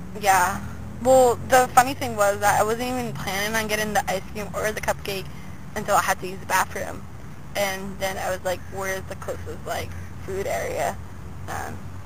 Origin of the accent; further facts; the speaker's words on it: East Coast, United States; moved away; I'm from the East Coast. The only lawn we got is cement